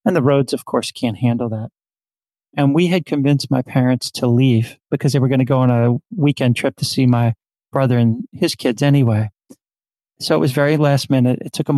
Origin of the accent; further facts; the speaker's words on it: New Orleans, Louisiana, United States; moved away as an adult; also born or lived in Northern Virginia; So I'm sitting in New Orleans today. I was born and raised in New Orleans in the heart of the city.